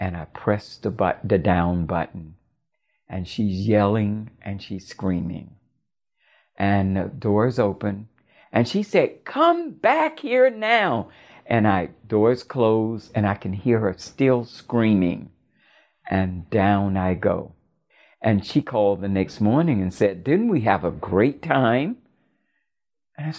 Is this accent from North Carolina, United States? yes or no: no; West Palm Beach, Florida, United States; moved away; my childhood home in West Palm Beach